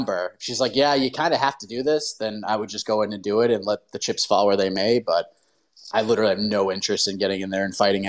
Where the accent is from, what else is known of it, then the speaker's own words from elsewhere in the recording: Boston, Massachusetts, United States; moved away as an adult; also born or lived in Berkshires, Massachusetts; now in South Carolina, United States; growing up in the Boston area